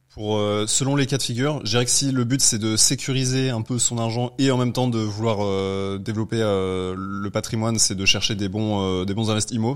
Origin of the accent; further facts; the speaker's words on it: Aix-les-Bains, Auvergne-Rhône-Alpes, France; moved away as an adult; now in Paris, France; je suis de Aix-les-Bains de mm. base